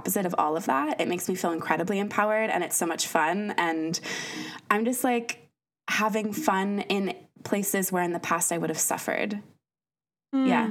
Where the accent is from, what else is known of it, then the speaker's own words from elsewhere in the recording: United States; moved away as an adult; I'm from the States originally